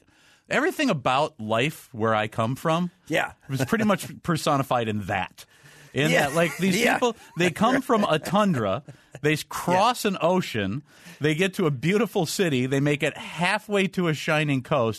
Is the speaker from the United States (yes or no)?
yes; Cambridge, Minnesota, United States; I grew up in Cambridge, Minnesota, an hour north of the Twin Cities.